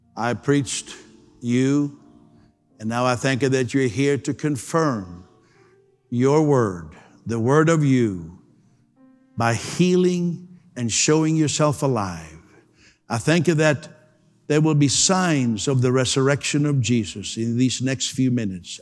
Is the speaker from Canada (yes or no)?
yes; Canada; I'm, I'm a Canadian